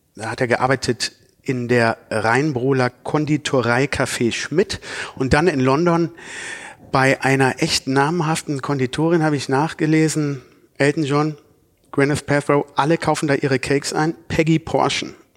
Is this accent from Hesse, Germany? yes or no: no; Cologne, North Rhine-Westphalia, Germany; Wir als Kölner